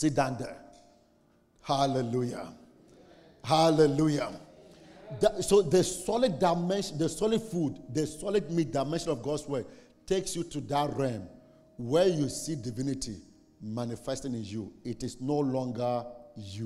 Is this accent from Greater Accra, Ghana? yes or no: no; Saboba, Northern Region, Ghana; I'm from Saboba. How many of you know Saboba? Northern Ghana